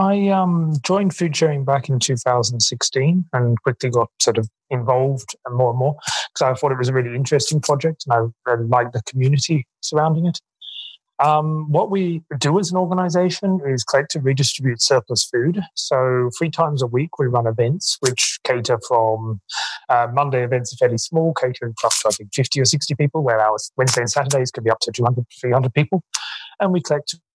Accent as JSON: {"language": "English", "country": "Australia", "tie": "born or raised there", "moved": "yes", "said": "I grew up in Australia"}